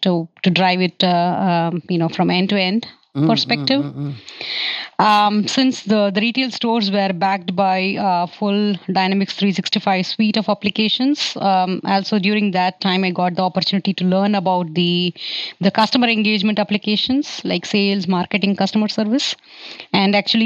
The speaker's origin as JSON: {"language": "English", "region": "South India", "country": "India", "moved": "as an adult", "lives_now": "Washington, United States", "said": "I'm a South Indian"}